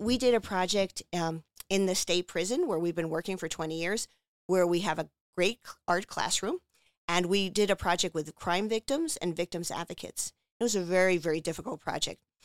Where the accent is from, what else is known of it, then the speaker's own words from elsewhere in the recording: Margate City, New Jersey, United States; moved away as an adult; also born or lived in Los Angeles, California; now in Philadelphia, United States; I grew up in Margate, New Jersey, right by the beach